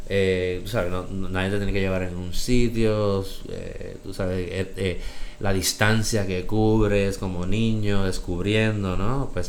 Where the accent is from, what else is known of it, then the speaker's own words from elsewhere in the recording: Bronx, New York, United States; born there; Este, yo nací en 1973 en el Bronx, South Bronx, cerca de Yankee Stadium.